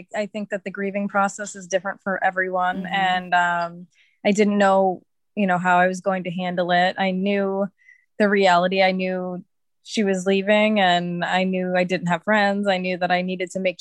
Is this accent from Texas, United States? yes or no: no; Massachusetts, United States; moved away as an adult; also born or lived in California; now in Bali, Indonesia; I grew up in Massachusetts and I moved to California with my daughter in 2013